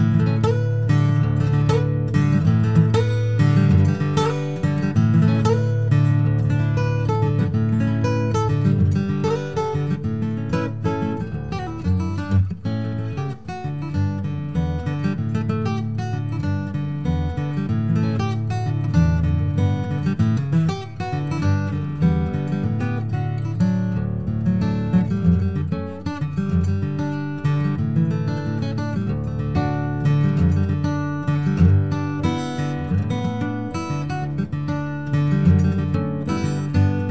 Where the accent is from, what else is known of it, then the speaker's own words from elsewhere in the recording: New York City, New York, United States; I grew up in the Bronx, New York.